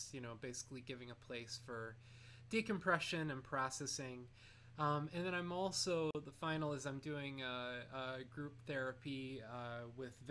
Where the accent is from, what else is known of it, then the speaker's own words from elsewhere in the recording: North Canton, Ohio, United States; moved away as an adult; now in New York City, United States; I'm from Ohio, a town called North Canton, Ohio.